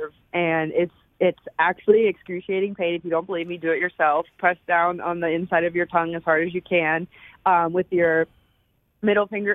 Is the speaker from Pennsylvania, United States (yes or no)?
yes; Punxsutawney, Pennsylvania, United States; I was born in Punxsutawney, and it's about an hour and 15 outside of Pittsburgh, Pittsburgh was the big city that we always went